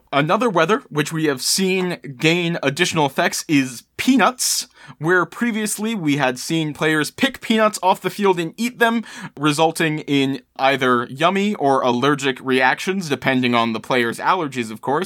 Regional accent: Maryland, United States; I was born and raised in Maryland, uh, I am, of course, a Baltimore crabs fan.

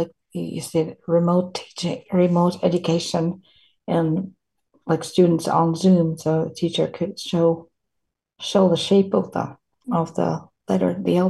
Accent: Finland; English is a second language; my English is not my native language. I'm a Finnish woman

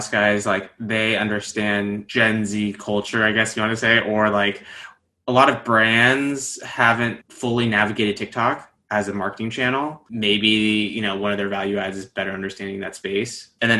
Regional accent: the Bay Area, California, United States; moved away as an adult; now in New York, United States; Born and raised in the Bay, grew up Taiwanese American

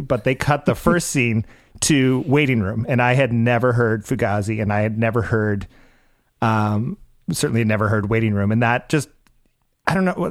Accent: Cape Cod, Massachusetts, United States; We grew up on on Cape Cod, um, Massachusetts

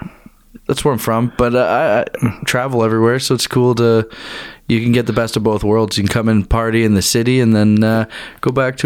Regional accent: Bracebridge, Ontario, Canada; also born or lived in Toronto / King City; Yeah, like I was born in Toronto, but like I lived in Bracebridge for about 13 years. And then my family moved closer to Toronto, and I went to high school in King City. And then we all kind of gradually moved back up there.

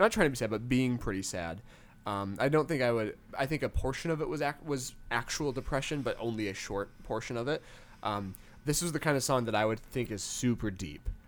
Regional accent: Western Michigan, United States; growing up in Western Michigan

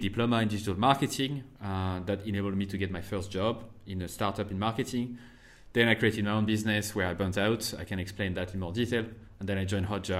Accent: France; first language French; English is a second language; moved away as an adult; also born or lived in United States / Ireland; I went back to France for a year

